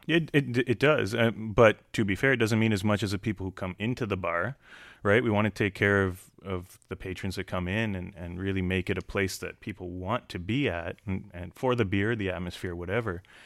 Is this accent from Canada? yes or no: yes; Canada; I grew up in Canada